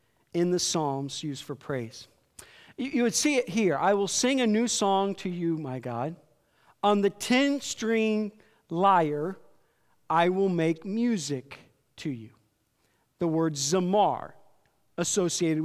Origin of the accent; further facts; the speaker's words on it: Iowa, United States; I grew up in Iowa, so there's country music stations in every town